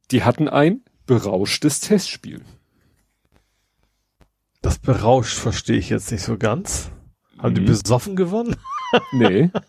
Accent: Lohne, Lower Saxony, Germany; spielen sie in Lohne. Ach ja, da. Äh Meine Heimat, wo auch Benno Müllmann herkommt.

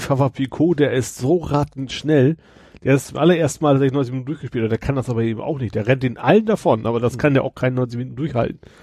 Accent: Kroge, Lower Saxony, Germany; aus meinem Heimatort, Kroge, ne, das ist so mhm. 2000 Einwohner

